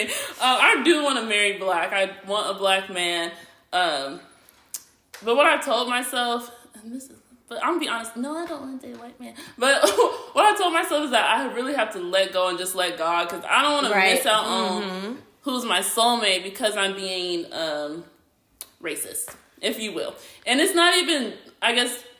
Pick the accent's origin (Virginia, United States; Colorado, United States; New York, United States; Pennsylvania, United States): Colorado, United States; I grew up in Colorado most of my life.